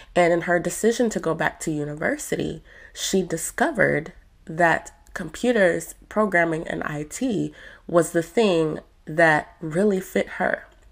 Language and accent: English; Spain; now in United Kingdom; I am from Spain, but I do live in the UK.